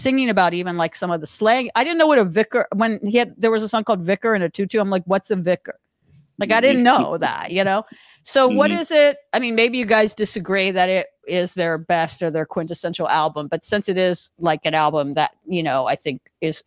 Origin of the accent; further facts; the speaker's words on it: Los Angeles, California, United States; growing up in Los Angeles